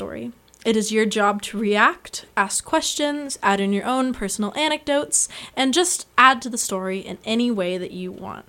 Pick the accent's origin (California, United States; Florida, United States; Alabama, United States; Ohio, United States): California, United States; San Luis Obispo; born or raised there